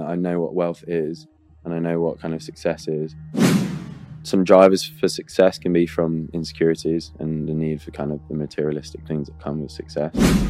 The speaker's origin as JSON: {"language": "English", "country": "Australia", "tie": "born or raised there", "said": "I grew up in Australia. So my mum's from Spain, my dad's from Australia."}